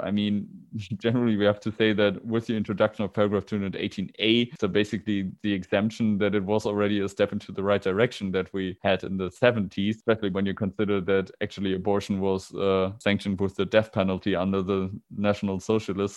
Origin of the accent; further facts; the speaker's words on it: Germany; I'm from Germany